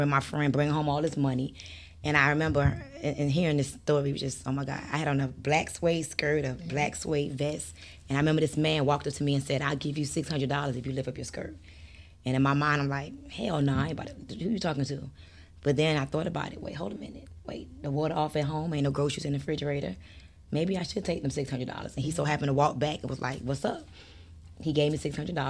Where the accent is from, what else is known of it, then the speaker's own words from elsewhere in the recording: Miami, Florida, United States; also born or lived in Bronx, New York; I was raised in Miami